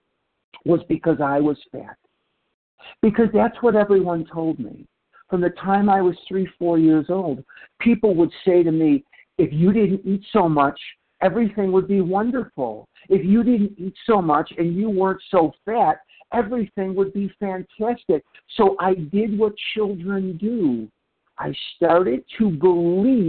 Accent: Chicago, Illinois, United States; now in Scottsdale, United States; I was born and raised in Chicago, Illinois. And when I was a little boy growing up in Chicago

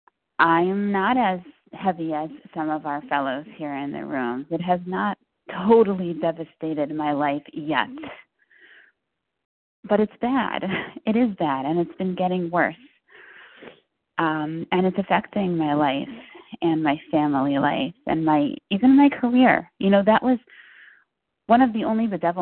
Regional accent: New Jersey, United States; I'm from New Jersey

